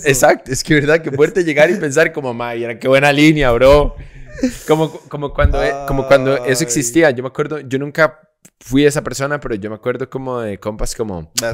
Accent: Costa Rica

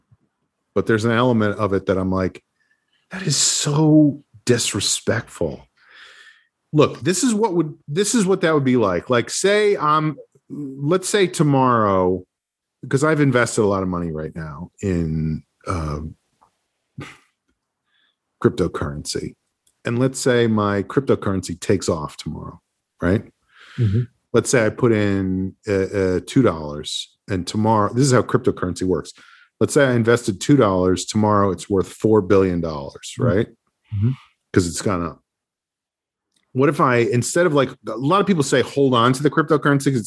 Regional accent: New Rochelle, New York, United States; my hometown, New Rochelle.

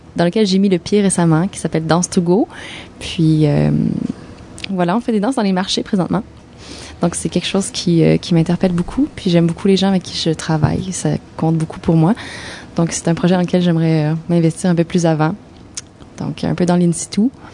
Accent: Sherbrooke, Quebec, Canada; now in Montreal, Canada; de mon patelin, de Sherbrooke

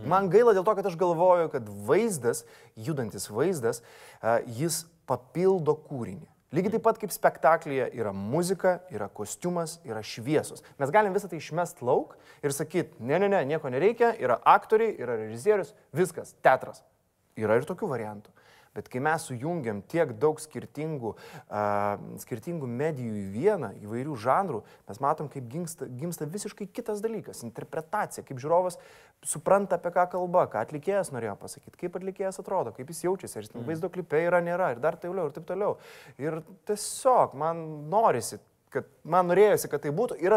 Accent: Vilnius, Vilnius County, Lithuania; aš užaugau Fabioniškėse ir po mano langais buvo krepšinio aikštelė.

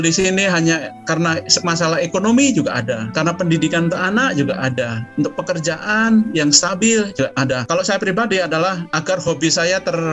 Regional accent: Solo, Central Java, Indonesia; Jadi saya tetap juga kenapa saya pilih eh, UNS ya karena saya dibesarkan di Solo ya.

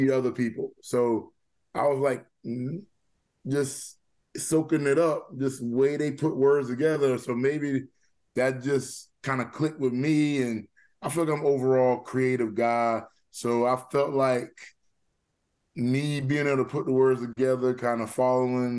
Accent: Walterboro, South Carolina, United States; now in Charleston, United States; my childhood right there growing up in Walterboro

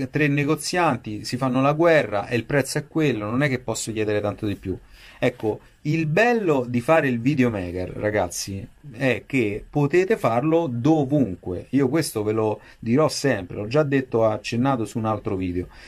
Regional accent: Rome, Lazio, Italy; Io sono di Roma, quindi parlo di, di Roma, così non faccio torto a nessuno.

